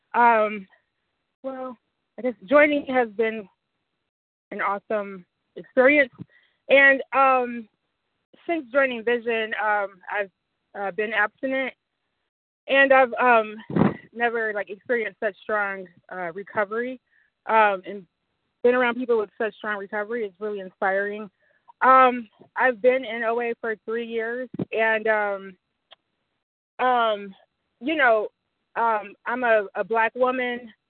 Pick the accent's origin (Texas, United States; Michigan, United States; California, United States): Michigan, United States; Detroit; I'm from Detroit. It's mostly black